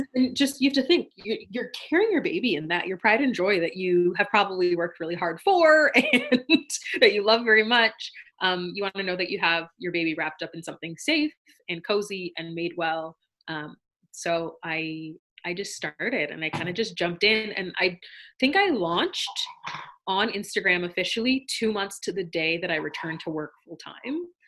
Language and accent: English; Canada; we're both Canadian born and super, super proud to be Canadian born